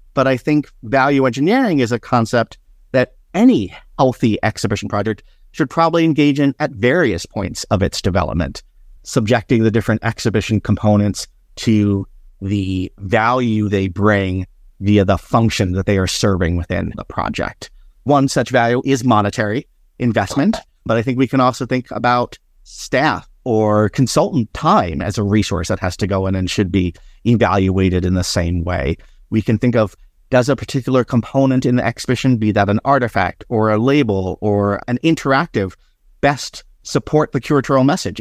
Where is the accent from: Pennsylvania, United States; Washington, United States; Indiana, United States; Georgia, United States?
Pennsylvania, United States; Philadelphia; since when I was a child growing up in Philadelphia